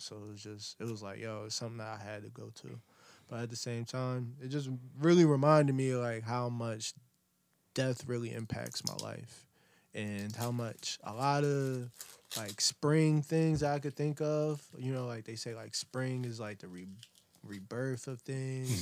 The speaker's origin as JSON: {"language": "English", "town": "Camden", "region": "New Jersey", "country": "United States", "said": "I'm from Camden, New Jersey."}